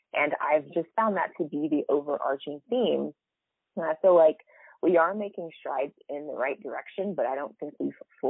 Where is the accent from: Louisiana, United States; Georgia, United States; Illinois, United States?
Georgia, United States; Marietta; I grew up in Marietta, Georgia. It's right outside of Atlanta